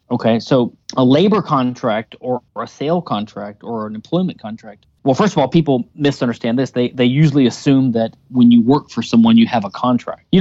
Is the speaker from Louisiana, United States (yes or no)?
yes; Louisiana, United States; I do think I've learned a few things over the years, even though I am from Louisiana.